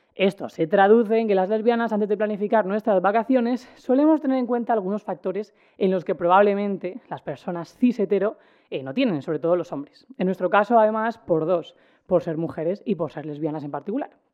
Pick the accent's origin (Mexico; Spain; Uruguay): Spain; Cartagena, Region of Murcia; yo como persona que soy de Cartagena y he pasado muchos veranos en los Alcázares